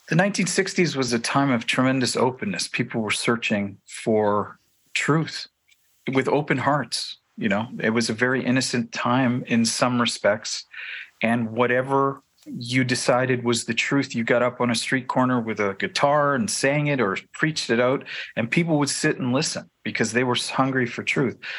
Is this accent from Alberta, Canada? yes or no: no; Toronto, Ontario, Canada; I grew up in the Italian Pentecostal movement in Toronto, Ontario